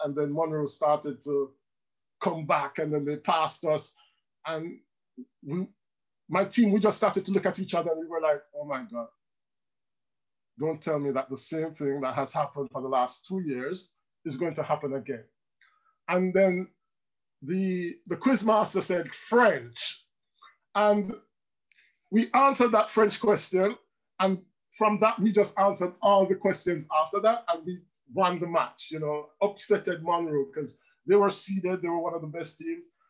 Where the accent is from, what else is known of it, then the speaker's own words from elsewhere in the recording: Land Settlement, Manchester, Jamaica; moved away as an adult; now in France; I'm from land settlement in Manchester. It's a small district just outside uh, Williamsfield.